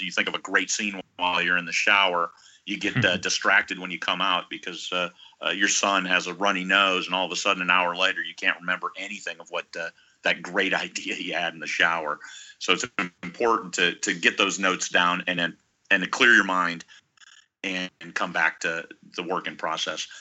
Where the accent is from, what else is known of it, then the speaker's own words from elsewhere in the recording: Iowa, United States; now in Alaska, United States; I was uh, born and raised in Iowa.